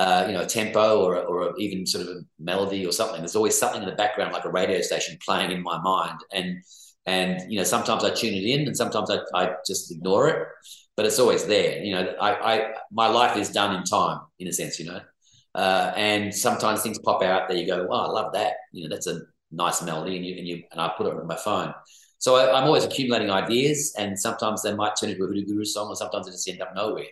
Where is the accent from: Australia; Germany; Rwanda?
Australia; Perth, Western Australia; moved away; also born or lived in Sydney; my hometown, I guess, as a person, though, is Perth. That's where I grew up.